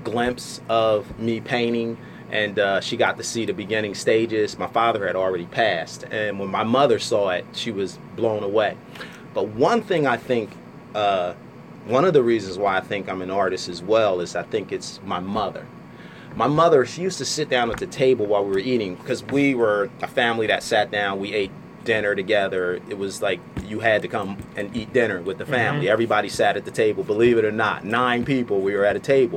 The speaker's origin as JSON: {"language": "English", "town": "Bound Brook", "region": "New Jersey", "country": "United States", "tie": "born or raised there", "also_born_or_lived": "Trenton, New Jersey", "said": "I grew up in Bound Brook. We moved from Trenton. I was in the second grade when we moved from Trenton"}